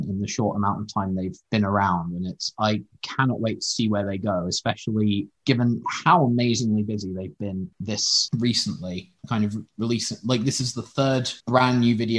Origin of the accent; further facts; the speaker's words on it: Oxford, South East England, United Kingdom; I'm from Oxford, which also has six a cappella groups